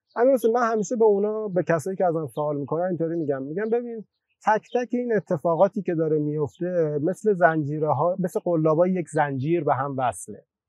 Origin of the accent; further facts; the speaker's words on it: Torbat-e Heydarieh, Razavi Khorasan, Iran; توی شهری که به دنیا اومدم